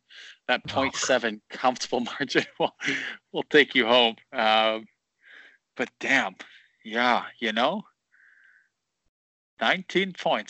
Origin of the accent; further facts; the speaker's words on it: Canada; It's over. I mean, we're great.